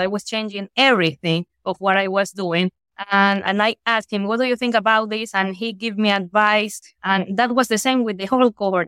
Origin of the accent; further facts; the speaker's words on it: Guayaquil, Guayas, Ecuador; I'm from Guayaquil